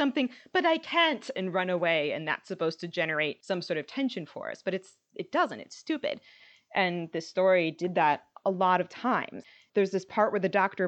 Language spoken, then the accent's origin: English; United States; as an American